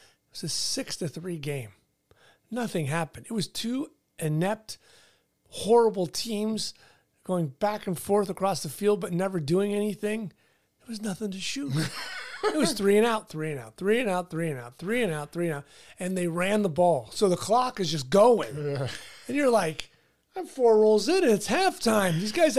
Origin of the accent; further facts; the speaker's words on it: New York, United States; Yeah, I'm from New York. I don't drive.